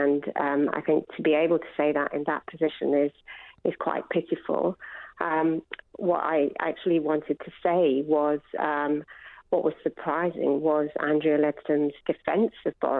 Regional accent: United Kingdom; I'm a British doctor working in the NHS as well.

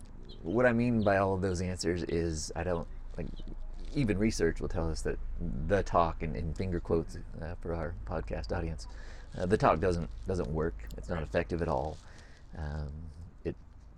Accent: West Coast, United States; growing up on the West Coast

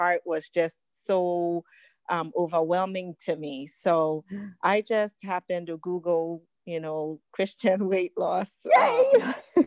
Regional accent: Ghana; now in United States; I was born in Ghana, West Africa

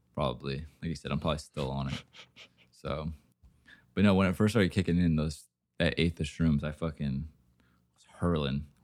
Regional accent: Oregon, United States; I'm from Oregon.

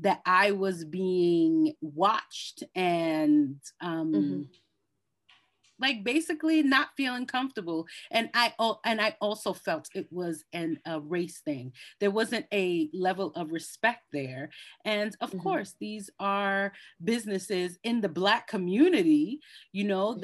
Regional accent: New York City, New York, United States; I grew up in the Bronx, and I grew up amongst Hispanics and Cambodians

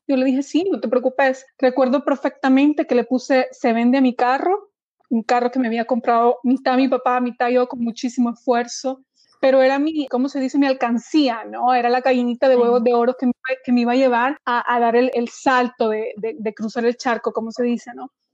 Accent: El Salvador; moved away as an adult; now in Sweden; mi país, en este caso El Salvador

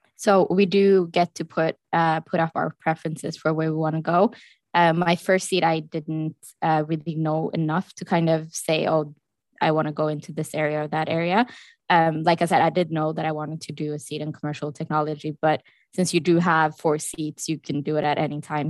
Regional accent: Norway; moved away; I am from Norway

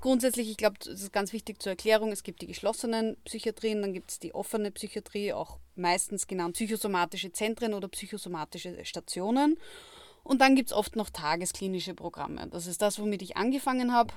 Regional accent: Austria; bei uns in Österreich

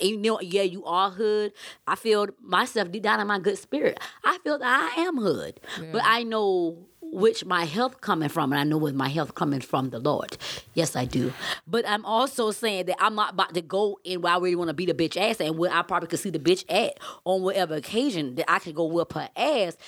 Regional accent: Savannah, Georgia, United States; I'm from Savannah, Georgia

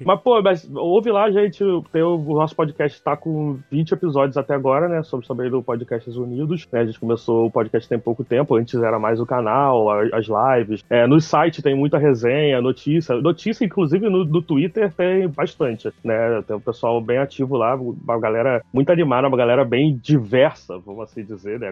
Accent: Mesquita, Rio de Janeiro, Brazil; eu sou do Rio de Janeiro também, né? É, mais precisamente, eu sou de Mesquita, né? Da Baixada Fluminense.

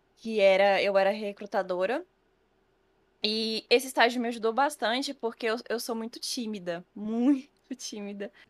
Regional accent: Cidade Ocidental, Goiás, Brazil; moved away as an adult; now in Bahia, Brazil; Eu sou do DF na verdade, em torno do Distrito Federal. Então, uhum. não morava em Brasília em si, eu morava no entorno. Uhum. E aí, é, na cidade onde eu morava, cidade ocidental

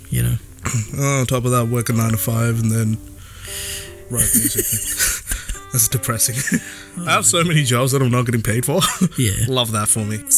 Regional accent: India; I just get tongue twisted because uh, I'm Indian, bro.

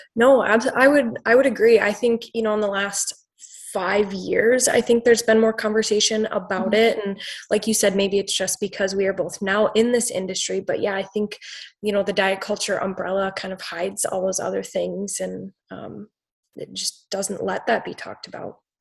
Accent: Wisconsin, United States; I'm from Wisconsin.

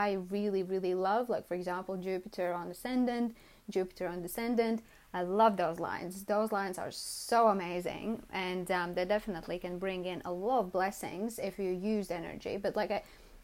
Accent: Latvia; moved away as an adult; now in London, United Kingdom; I was born in Latvia

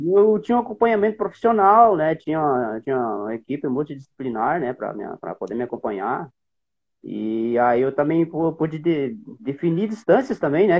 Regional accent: Barama, Rio Grande do Sul, Brazil; also born or lived in Sobradinho, Rio Grande do Sul / Santa Maria, Rio Grande do Sul; eu nasci numa cidade ali da região Centro-Terra, em Sobradinho, eu nasci ali

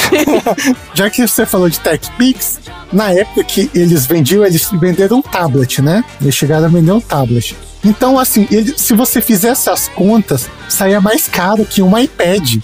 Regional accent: Brasília, Federal District, Brazil; como eu sou de Brasília

